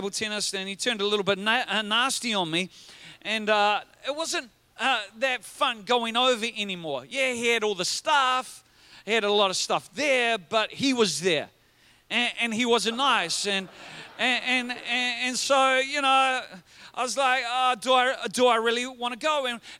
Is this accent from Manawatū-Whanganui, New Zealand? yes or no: yes; Whanganui, Manawatū-Whanganui, New Zealand; growing up in Whanganui